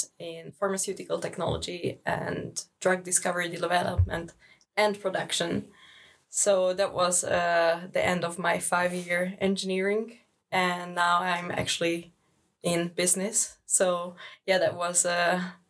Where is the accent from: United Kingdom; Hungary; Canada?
Hungary; moved away as an adult; now in Lund, Sweden; I'm from Hungary